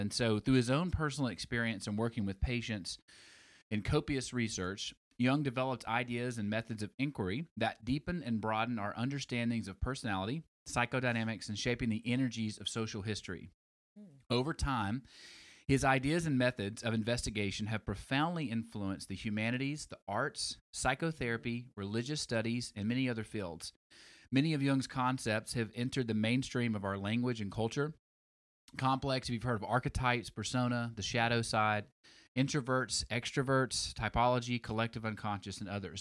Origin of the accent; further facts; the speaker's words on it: Alabama, United States; moved away; I'm from Alabama originally